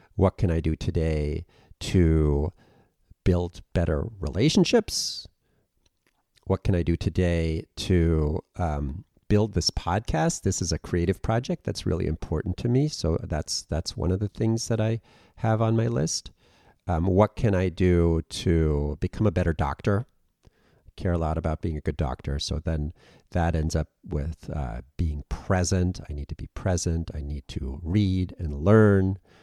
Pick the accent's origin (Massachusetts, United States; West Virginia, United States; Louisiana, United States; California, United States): Massachusetts, United States; Western; also born or lived in Germany; I was born in Germany, and then I grew up in Western Mass and moved back and forth between Germany and, and Massachusetts a, a bit